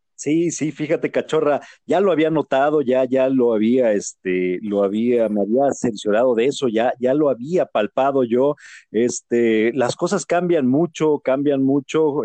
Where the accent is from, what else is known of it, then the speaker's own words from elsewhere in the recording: Mexico; como mexicanos